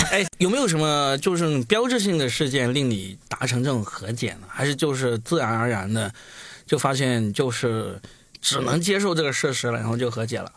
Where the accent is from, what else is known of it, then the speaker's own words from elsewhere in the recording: Guangdong, China; 我作为一个广东人，我其实是一直没有吃辣的这个传统的